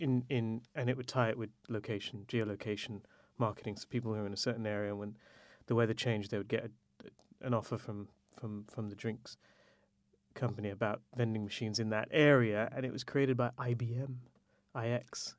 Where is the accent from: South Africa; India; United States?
India; as an Indian man